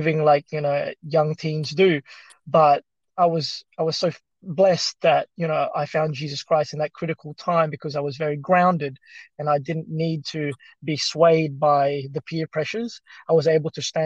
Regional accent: Australia; English is a second language; also born or lived in Philippines; growing up in Australia

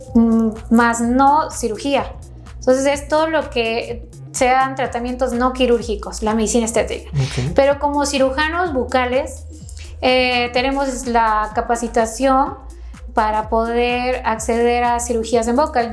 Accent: Quito, Pichincha, Ecuador; moved away as an adult; now in Mexico; Soy originaria de Ecuador, de Quito, Ecuador, de la capital

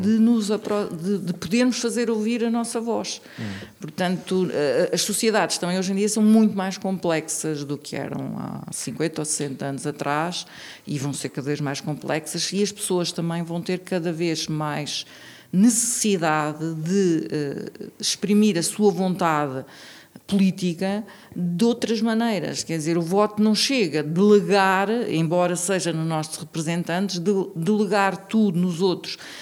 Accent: Tomar, Santarém District, Portugal; now in Braga, Portugal; eu vivi em Tomar, eu sou de Tomar

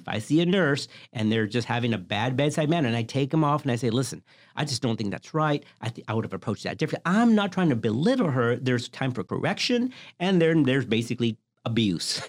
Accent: the South, United States; I grew up in the South.

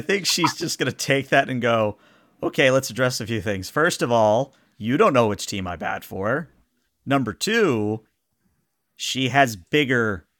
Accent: the South, United States; Hey, I'm from the South. I know what that means.

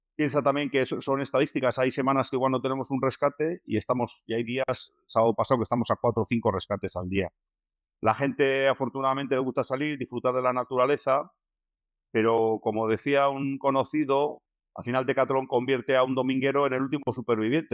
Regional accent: Basque Country, Spain; como buenos vascos

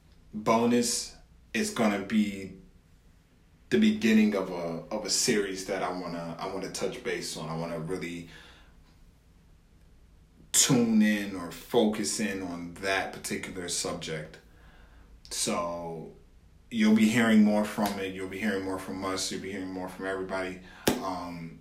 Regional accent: Buffalo, New York, United States; I'm from Buffalo

